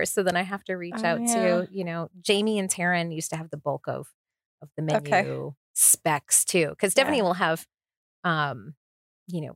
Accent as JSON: {"language": "English", "region": "Massachusetts", "country": "United States", "tie": "born or raised there", "also_born_or_lived": "South Florida", "moved": "yes", "lives_now": "Las Vegas, United States", "said": "I grew up in Massachusetts"}